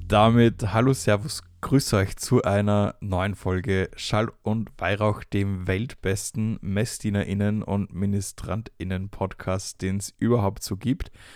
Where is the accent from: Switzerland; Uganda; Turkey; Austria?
Austria; now in Fürth, Germany; noch bin ich bei der Familie zu Hause in Österreich